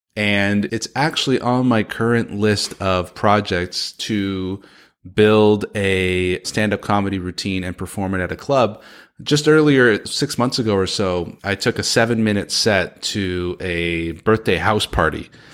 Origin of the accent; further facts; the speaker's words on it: San Francisco, California, United States; Grew up in San Francisco, California, son of a Persian immigrant